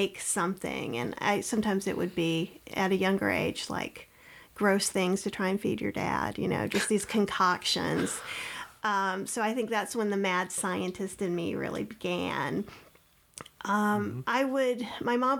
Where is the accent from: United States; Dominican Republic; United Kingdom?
United States; Winston-Salem, North Carolina; I grew up in Winston-Salem, North Carolina